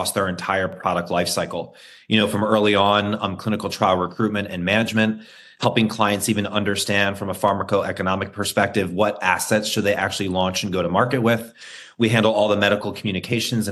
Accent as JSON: {"language": "English", "region": "New York", "country": "United States", "said": "I'm a New Yorker and I'm an American"}